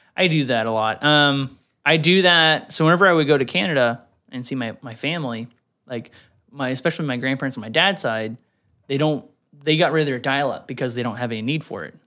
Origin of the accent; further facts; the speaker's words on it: Deep South, United States; now in Texas, United States; I grew up in the Deep South